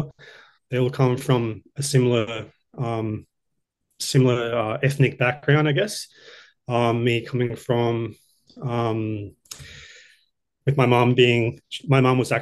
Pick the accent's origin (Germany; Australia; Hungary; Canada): Australia; Brisbane, Queensland; also born or lived in Sydney; I'm from Brisbane originally, grown up here most of my life, and I lived in Sydney for a few years.